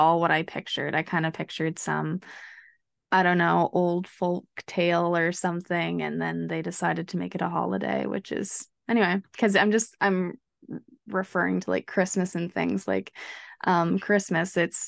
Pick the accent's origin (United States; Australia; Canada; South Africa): Canada; I guess as a Canadian, and we're going to get into this, but I don't think of Thanksgiving as the holiday starting.